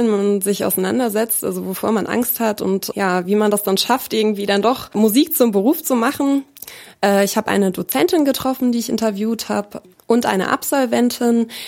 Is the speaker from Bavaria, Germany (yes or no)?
yes; Bavaria, Germany; also born or lived in Munich; now in Hanover, Germany; Ich bin in München geboren und in Bayern aufgewachsen, in einem ganz kleinen Ort, da am Chiemsee.